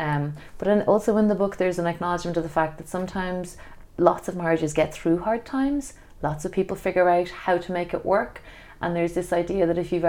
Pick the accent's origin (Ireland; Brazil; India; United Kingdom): Ireland; the type of traditional shape that we grew up with in Ireland